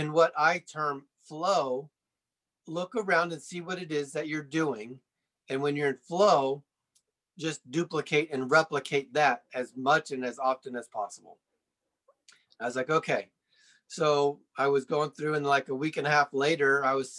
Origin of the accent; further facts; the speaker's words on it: Sarasota, Florida, United States; moved away as an adult; also born or lived in Fort Lauderdale, Florida; now in Colorado Springs, United States; I grew up in Florida, Sarasota to be specific